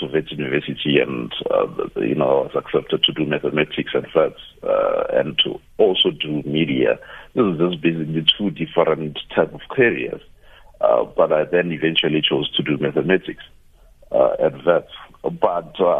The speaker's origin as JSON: {"language": "English", "town": "Polokwane", "region": "Limpopo", "country": "South Africa", "tie": "born or raised there", "said": "I grew up in Polokwane"}